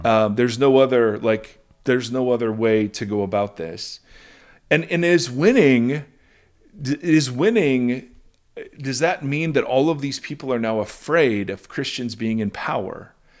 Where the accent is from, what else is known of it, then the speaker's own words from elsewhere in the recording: Ohio, United States; moved away; also born or lived in California; growing up in Ohio, we had authentic Mexican food called chichis